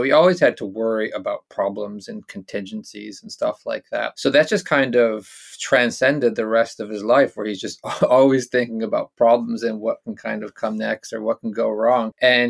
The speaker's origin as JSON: {"language": "English", "country": "United States", "also_born_or_lived": "North Carolina", "accent": "American", "moved": "as an adult", "lives_now": "Dunbar, United Kingdom", "said": "as you might tell from my accent, I'm American, but I'm actually living in Scotland these days. I live in Dunbar in East Lothian"}